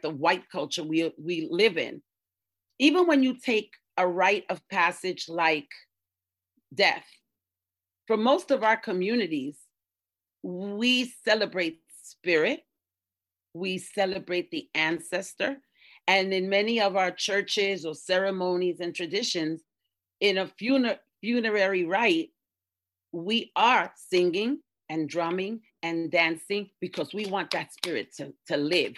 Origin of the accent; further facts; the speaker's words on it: New York City, New York, United States; also born or lived in East Harlem, New York; I'm from the Bronx in New York, originally born in East, born in East Harlem, Spanish Harlem